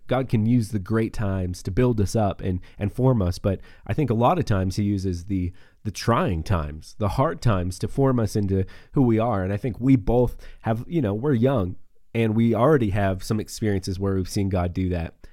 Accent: Northeast Montana, United States; moved away as an adult; also born or lived in Oklahoma City / Texas; now in Wyoming, United States; I grew up in Northeast Montana as well, small town, uh, three thousand people

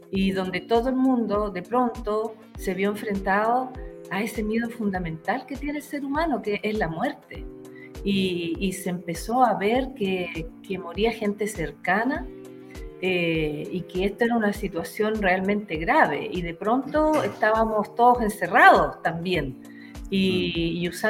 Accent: Santiago, Santiago Metropolitan Region, Chile; Nosotros dos venimos de Santiago

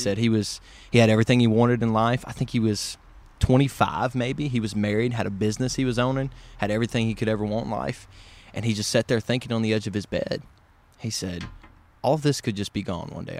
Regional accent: Covington, Tennessee, United States; now in Memphis, United States; I am from the West Tennessee area, about forty-five mile, forty-five miles north of Memphis, small town

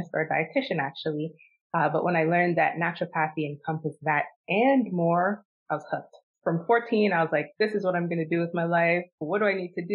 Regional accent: Toronto, Ontario, Canada; moved away; also born or lived in Arizona; I was technically born and raised in Toronto

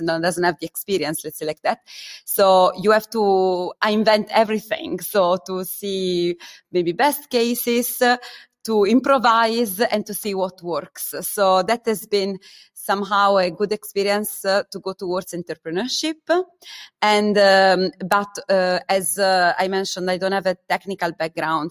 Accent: Italy; moved away as an adult; also born or lived in Germany; I come from Italy

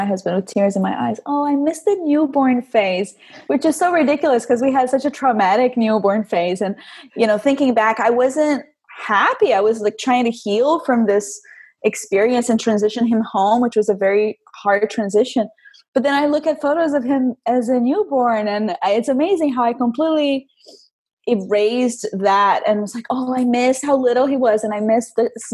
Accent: Rio de Janeiro, Brazil; moved away; I'm from Rio, born and raised, Rio de Janeiro

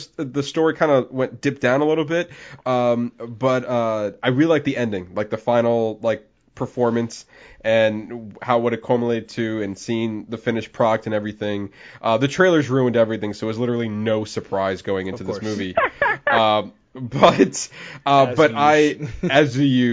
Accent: Florida, United States; I'm mainly born and raised in Florida.

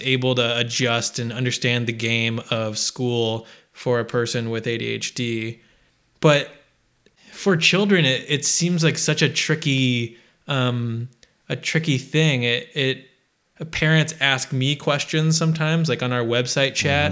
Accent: Midwest, United States; I grew up in the Midwest

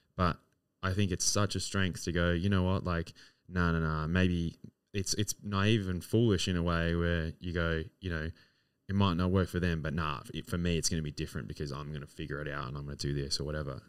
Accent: Adelaide, South Australia, Australia; now in Melbourne, Australia; I romanticize this city so much, uh, being my hometown

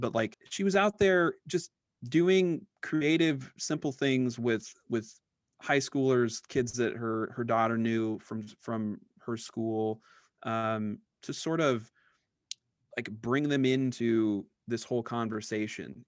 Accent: Iowa, United States; I grew up in Iowa

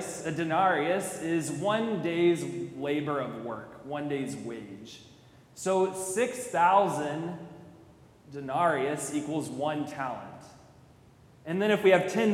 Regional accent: College Station, Texas, United States; I'm from College Station

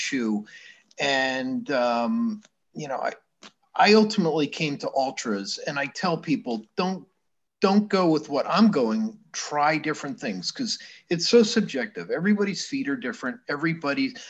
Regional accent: Shokan, New York, United States; now in Florida, United States; When I lived in upstate New York, I was from the Catskills. And, you know, I had a friend I would call, our hometown was Shokan.

